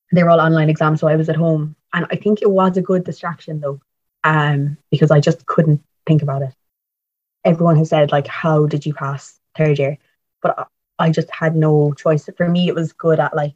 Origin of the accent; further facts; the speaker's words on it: Tralee, Munster, Ireland; moved away as an adult; now in Cork, Ireland; I'm from Tralee, but I'm in Cork mostly because I'm in college there.